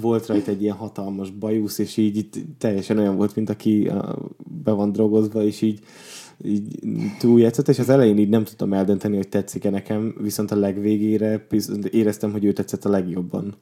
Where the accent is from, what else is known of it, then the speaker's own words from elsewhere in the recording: Borsod-Abaúj-Zemplén, Hungary; én Borsodból származom